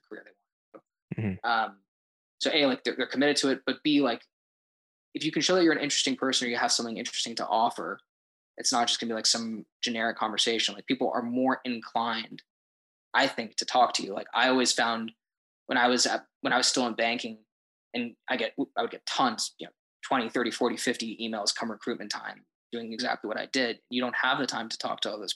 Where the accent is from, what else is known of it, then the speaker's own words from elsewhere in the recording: Denver, Colorado, United States; moved away; I'm originally from Denver, Colorado, and I'm currently a junior at my university